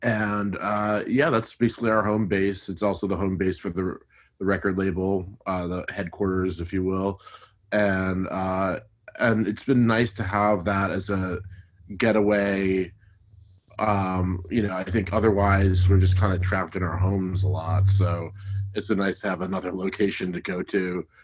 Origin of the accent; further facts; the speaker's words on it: New Jersey, United States; also born or lived in New York; now in Los Angeles, United States; I'm from New Jersey originally.